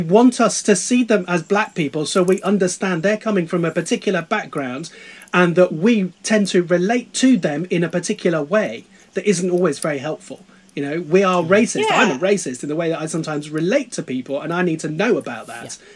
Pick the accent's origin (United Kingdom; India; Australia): United Kingdom; England; being English in the United Kingdom